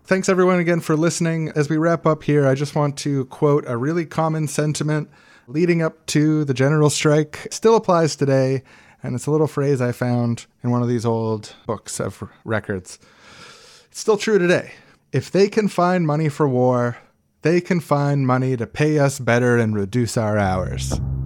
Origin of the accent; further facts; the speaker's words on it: Winnipeg, Manitoba, Canada; I grew up in Winnipeg, and mosquitoes are a major problem there